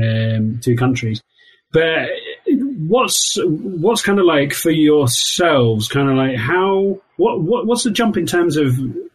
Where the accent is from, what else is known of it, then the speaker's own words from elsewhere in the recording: Wales, United Kingdom; accent: Welsh; my Welsh accent